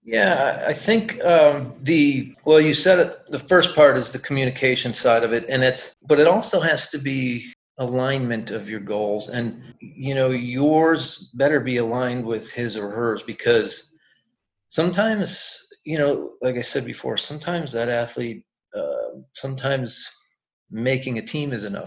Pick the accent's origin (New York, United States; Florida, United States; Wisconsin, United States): Wisconsin, United States; we're from Wisconsin